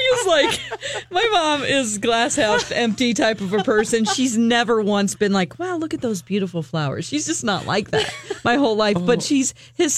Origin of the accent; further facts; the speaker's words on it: Missouri, United States; moved away; in Missouri, in my hometown